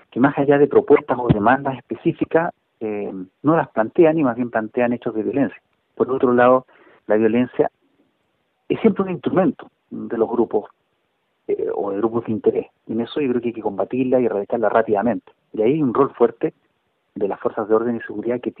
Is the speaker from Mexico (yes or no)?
no; Chile; todos somos chilenos, todos vivimos acá.